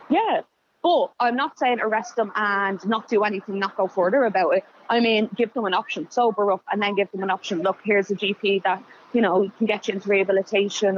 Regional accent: Dublin, Leinster, Ireland; I grew up in Darndale

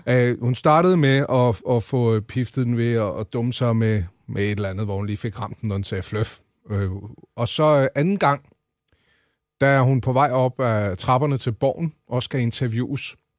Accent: Central Zealand, Denmark; jeg er fra Midtsjælland

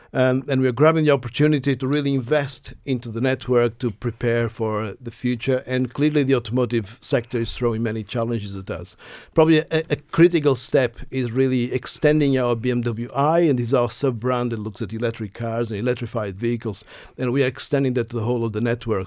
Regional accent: Portugal; moved away as an adult; also born or lived in United Kingdom; now in Ireland; I grew up in Portugal up to my university days

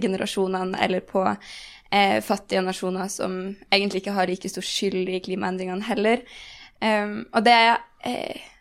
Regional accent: Bodø, Nordland, Norway; now in Oslo, Norway; jeg er veldig fra Bodø

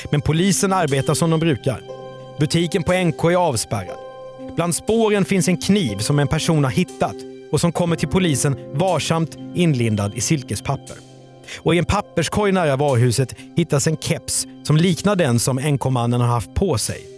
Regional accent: Stockholm, Stockholm County, Sweden; now in Grillby, Sweden; Jag var från Stockholm ursprungligen och sen så bodde jag på landet och så kom jag till en liten, liten by utanför Grillby.

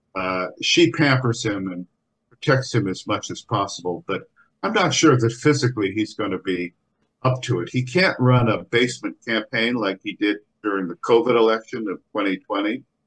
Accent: United States; we Irish Americans

